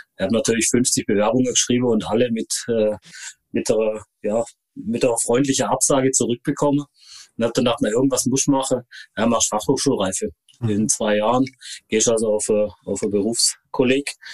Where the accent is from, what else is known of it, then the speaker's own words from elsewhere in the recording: Konstanz, Baden-Württemberg, Germany; also born or lived in Hohenlohe; ich bin in Konstanz geboren, äh, am schönen Bodensee.